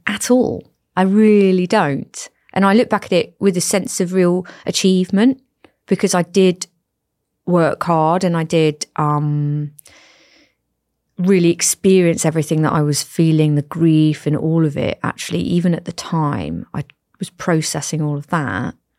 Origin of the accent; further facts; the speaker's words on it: Cornwall, South West England, United Kingdom; moved away as an adult; also born or lived in the Midlands; I am from Cornwall